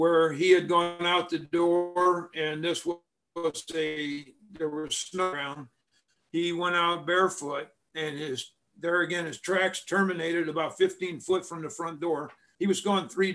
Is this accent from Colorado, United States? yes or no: no; Hermann, Missouri, United States; also born or lived in St. Louis, Missouri; I grew up in a small rural town called Herman, Missouri. I wasn't born there. I was born in St. Louis, Missouri